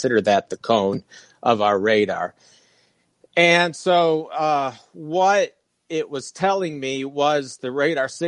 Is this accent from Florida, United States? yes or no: yes; Fort Lauderdale, Florida, United States; moved away; also born or lived in Michigan; I grew up in Fort Lauderdale, and I was born in Michigan